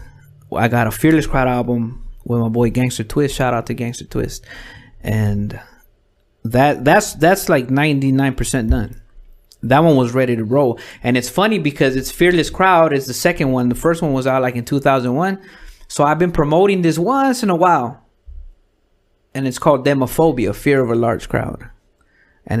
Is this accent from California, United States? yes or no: yes; Los Angeles, California, United States; since we're from Pacoima